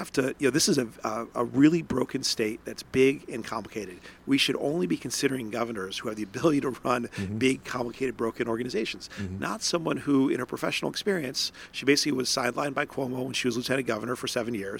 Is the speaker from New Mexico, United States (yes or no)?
no; Johnstown, New York, United States; I consider myself an upstater because that's, where I'm born, raised, all of my upbringing, all my formation was in Johnstown.